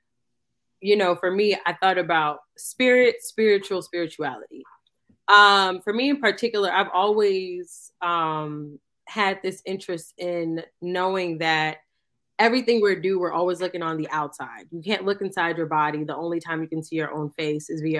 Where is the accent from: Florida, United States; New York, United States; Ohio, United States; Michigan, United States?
New York, United States; New York City; I grew up in Queens, New York.